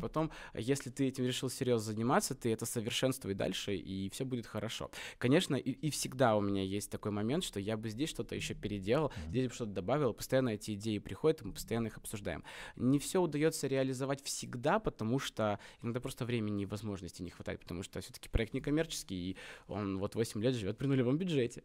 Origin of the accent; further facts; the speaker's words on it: Omsk, Omsk Oblast, Russia; мы из Омска